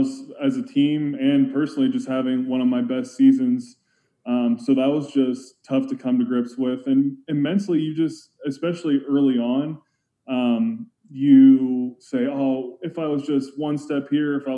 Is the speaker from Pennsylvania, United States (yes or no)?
yes; Pittsburgh, Pennsylvania, United States; I was born in Pittsburgh